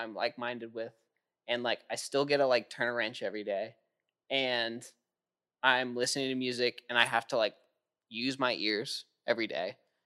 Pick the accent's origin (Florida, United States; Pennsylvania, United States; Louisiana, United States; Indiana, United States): Florida, United States; Jacksonville; also born or lived in Nashville / Colorado; Moved to Jacksonville after